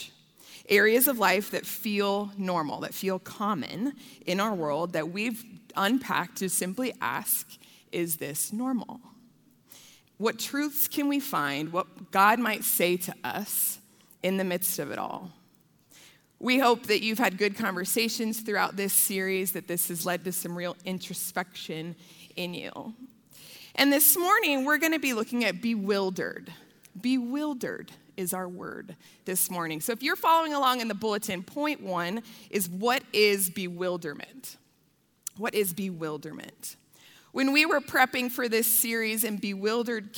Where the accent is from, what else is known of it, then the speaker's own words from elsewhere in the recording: Denver, Colorado, United States; I am a proud Colorado native. I was born in Denver. I grew up on the south side of Denver